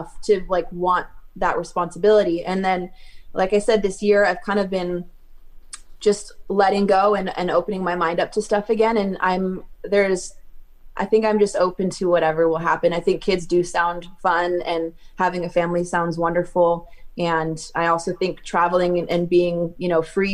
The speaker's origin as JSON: {"language": "English", "region": "California", "country": "United States", "tie": "born or raised there", "said": "growing up in California"}